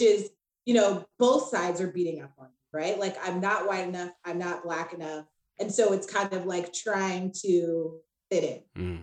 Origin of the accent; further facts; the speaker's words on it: Laguna Beach, California, United States; moved away; also born or lived in Spokane, Washington; I am originally from Orange County, California, Laguna Beach to be exact.